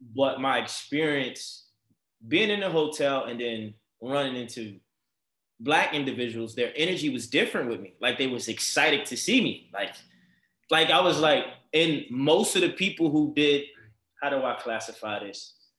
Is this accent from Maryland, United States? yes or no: yes; Baltimore, Maryland, United States; moved away as an adult; now in Los Angeles, United States; I'm from Baltimore, Maryland, so I grew up in a predominantly black environment